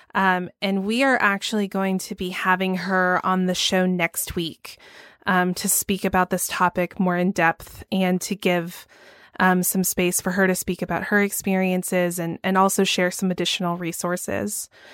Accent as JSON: {"language": "English", "town": "Atlanta", "region": "Georgia", "country": "United States", "tie": "born or raised there", "said": "my hometown of Atlanta"}